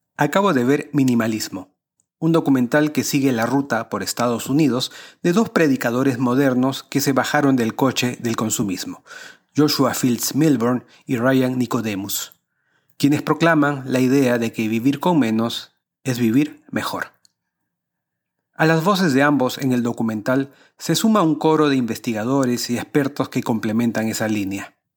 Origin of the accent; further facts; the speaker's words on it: Peru; En países latinoamericanos como el mío